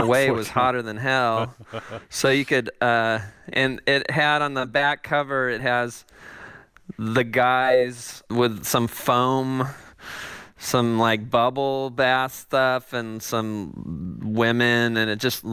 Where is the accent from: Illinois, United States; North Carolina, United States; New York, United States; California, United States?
California, United States; Los Angeles; born or raised there